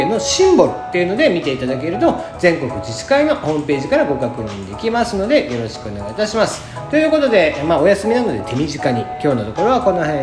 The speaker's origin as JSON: {"language": "Japanese", "region": "Kagoshima", "country": "Japan", "tie": "born or raised there", "said": "僕の生まれ育った鹿児島県"}